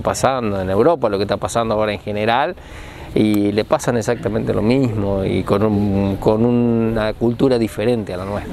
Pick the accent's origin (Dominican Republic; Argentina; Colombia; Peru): Argentina; somos argentinos